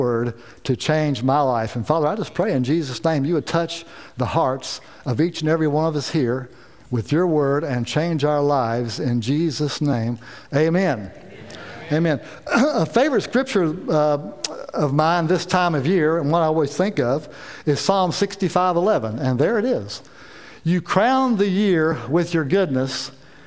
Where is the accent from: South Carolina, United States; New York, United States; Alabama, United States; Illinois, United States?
South Carolina, United States; We're from South Carolina, and we left South Carolina and got here